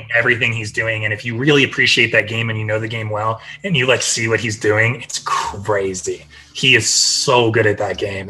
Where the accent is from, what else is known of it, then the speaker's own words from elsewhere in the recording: Midwest, United States; moved away; I grew up in the Midwest, and like I grew up as a Cavs fan